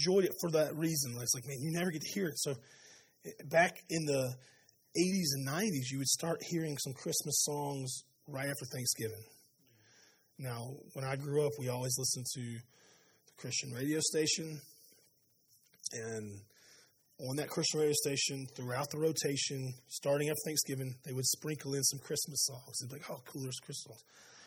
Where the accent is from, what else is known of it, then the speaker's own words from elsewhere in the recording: Spartanburg, South Carolina, United States; I grew up in Spartanburg